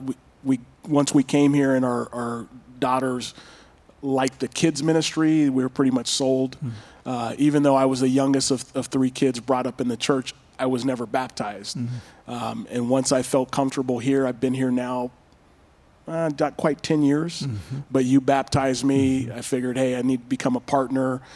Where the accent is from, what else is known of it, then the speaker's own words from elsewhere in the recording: Pasadena, California, United States; I was born and raised in Pasadena, California